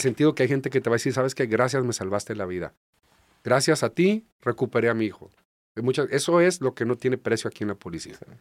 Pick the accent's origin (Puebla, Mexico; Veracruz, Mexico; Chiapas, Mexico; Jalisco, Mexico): Jalisco, Mexico; small port in; now in Tijuana, Mexico; soy de un puerto pequeño, se llama Carelles, ahí en Jalisco